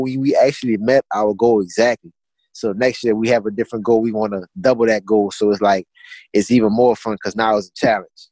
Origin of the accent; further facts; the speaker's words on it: Assumption Parish, Louisiana, United States; where I'm from, I'm from Assumption Parish, Louisiana